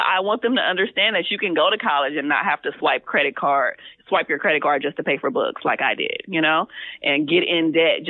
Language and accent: English; Compton, California, United States; I'm actually from Compton, CPT all the way